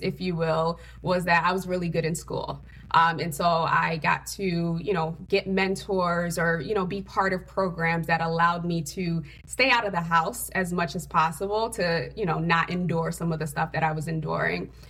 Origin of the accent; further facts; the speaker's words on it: Connecticut, United States; also born or lived in Haiti; I'm actually an immigrant from Haiti, a uh, third world country. Came here at the age of four um, with my father, and I grew up in Connecticut